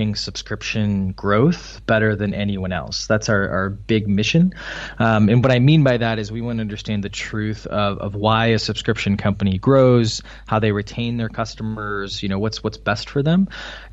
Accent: Wisconsin, United States; moved away as an adult; also born or lived in Illinois; now in Boston, United States; I'm from Wisconsin, which for any international listeners, that's kind of in the middle of the U.S. A lot of dairy farms. So I grew up kind of in that area

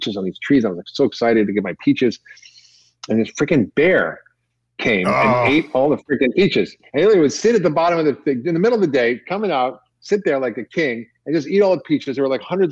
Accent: Toronto, Ontario, Canada; when I was growing up in Toronto

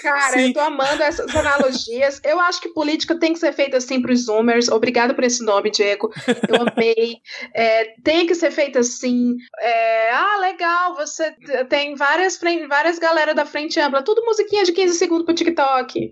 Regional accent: Ceará, Brazil; moved away; Eu sou cearense, fui. De, morei muito tempo num estado governado pela família Ferreira Gomes

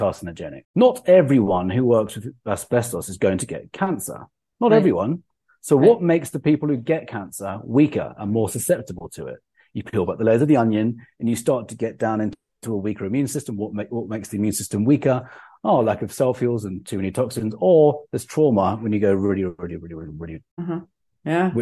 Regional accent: England, United Kingdom; I'm English

